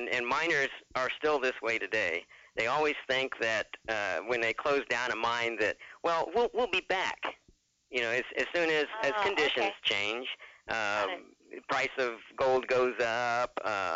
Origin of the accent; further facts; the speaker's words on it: Phoenix, Arizona, United States; I'm from Arizona, Phoenix area